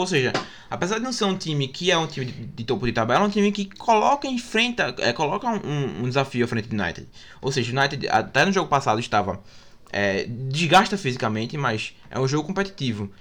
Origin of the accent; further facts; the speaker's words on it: Brazil; A gente, como brasileiro